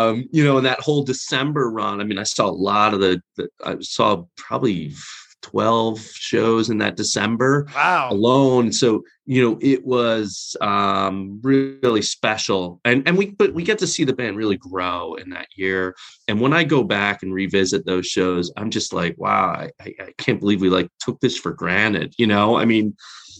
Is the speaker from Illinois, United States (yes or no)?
no; New Jersey, United States; now in Connecticut, United States; I'm in Connecticut, but I grew up in North Jersey.